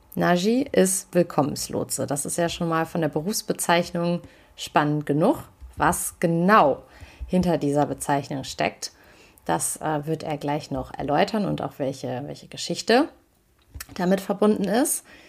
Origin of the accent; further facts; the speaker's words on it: Germany; selbst als Deutsche